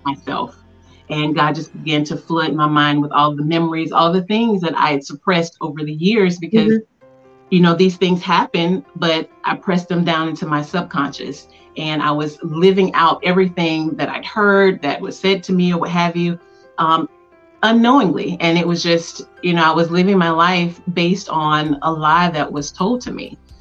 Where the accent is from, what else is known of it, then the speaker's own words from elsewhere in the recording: Tuskegee, Alabama, United States; born and raised in Tuskegee, Alabama